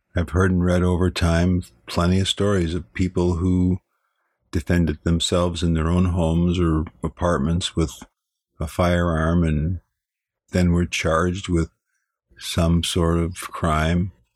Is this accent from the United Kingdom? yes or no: no; Chicago, Illinois, United States; moved away; I'm from Chicago. I used to walk around that great city as a young man